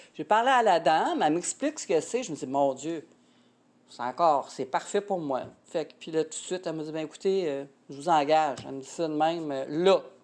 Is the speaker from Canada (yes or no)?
yes; Quebec City region, Canada; moved away; je viens de la région de Québec